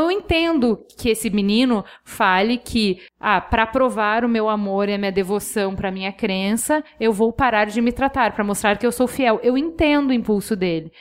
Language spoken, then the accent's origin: Portuguese; Brazil; para mim, brasileiro